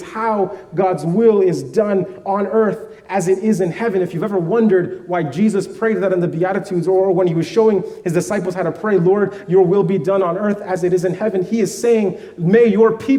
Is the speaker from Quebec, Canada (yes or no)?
no; Vancouver, British Columbia, Canada; I grew up in Vancouver